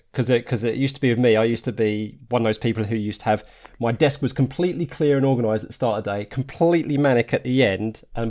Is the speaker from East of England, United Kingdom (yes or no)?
yes; Harlow, East of England, United Kingdom; but I grew up in Arlow in Essex